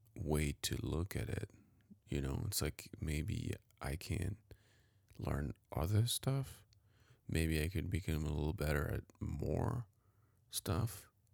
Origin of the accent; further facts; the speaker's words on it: Paris, Île-de-France, France; moved away; I was definitely privileged growing up downtown Paris